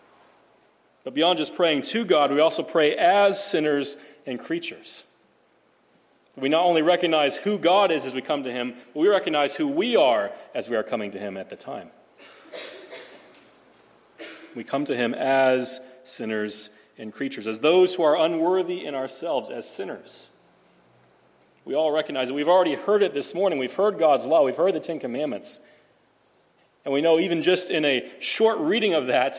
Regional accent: Nebraska, United States; now in Phoenix, United States; growing up in Nebraska

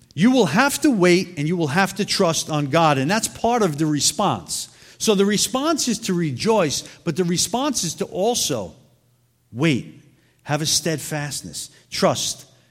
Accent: New York City, New York, United States; moved away; I'm originally from Brooklyn

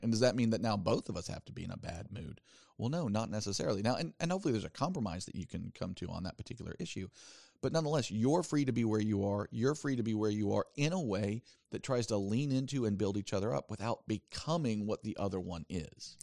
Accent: the South, United States; I grew up in the South

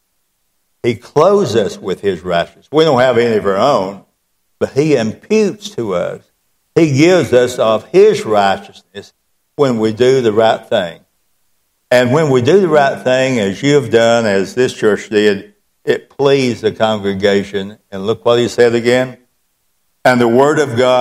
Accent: the South, United States; I was born and reared in the South

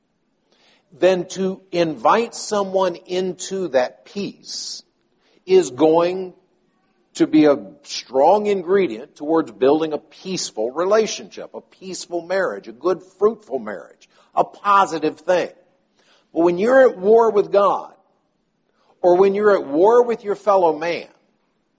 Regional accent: the South, United States; I was born and sort of raised in the South

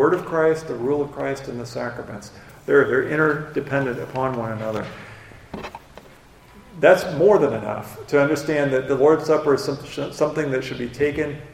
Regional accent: United States; I grew up on the Mississippi River

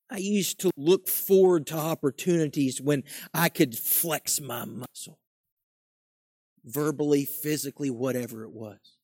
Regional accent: West Virginia, United States; I grew up in West Virginia

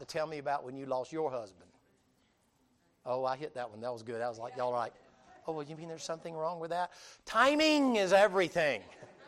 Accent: the South, United States; I'm from the South, so it's always Bubba

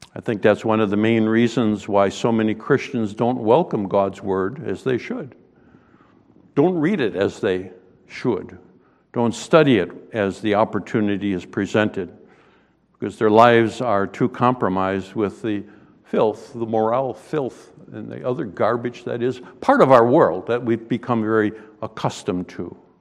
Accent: Western New York, United States; moved away; I grew up in Western New York

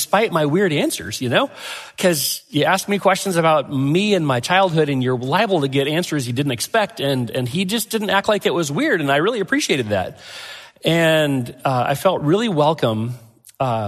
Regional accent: Glenwood, Arkansas, United States; moved away as an adult; now in Ohio, United States; Quentin Road had planted a church in my hometown of Glenwood, Arkansas

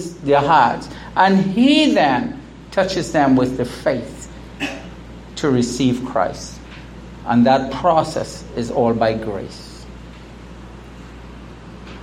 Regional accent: United States; the United States, my home country, here in St. Martin

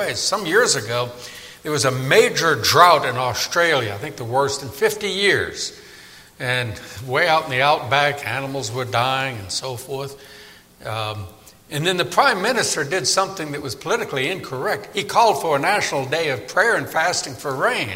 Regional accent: New Orleans, Louisiana, United States; moved away; I grew up in New Orleans, and boy, does it rain a lot there

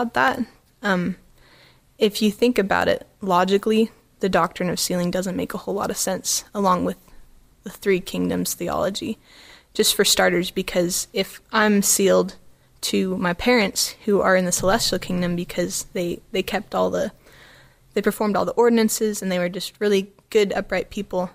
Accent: Arizona, United States; I was from Arizona

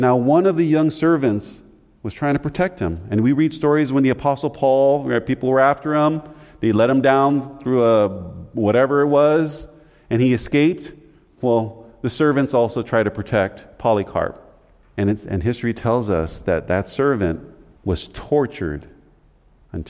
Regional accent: United States; Being an American

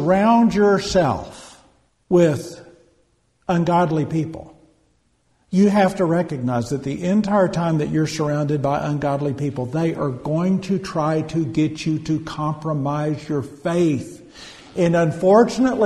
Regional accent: United States

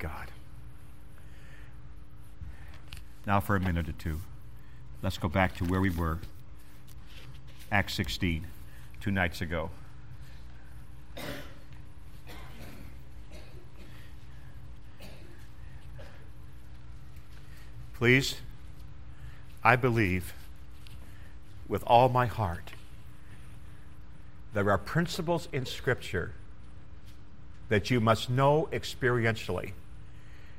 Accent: Canada; I'm just Canadian

